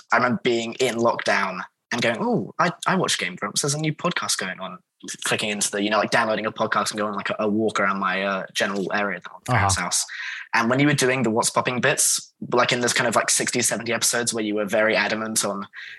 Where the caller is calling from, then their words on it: South England, United Kingdom; I'm calling from South England currently